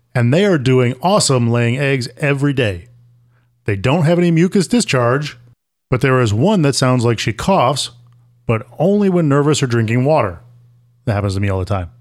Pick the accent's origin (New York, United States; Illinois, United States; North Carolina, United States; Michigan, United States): New York, United States; Syracuse; moved away; I grew up in Syracuse, New York, and that is not the same thing as New York City.